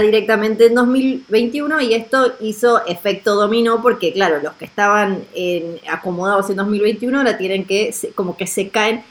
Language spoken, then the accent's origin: Spanish; Argentina; yo soy de Argentina